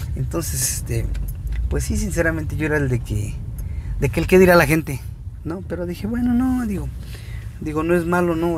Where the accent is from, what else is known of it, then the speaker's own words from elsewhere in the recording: San Gregorio, Mexico; mi gente de aquí de, de mi pueblo de San Gregorio